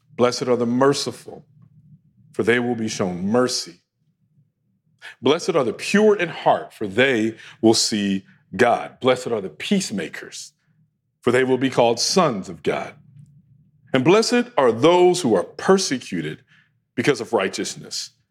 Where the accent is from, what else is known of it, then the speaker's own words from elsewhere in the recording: United States; us here in America as American Christians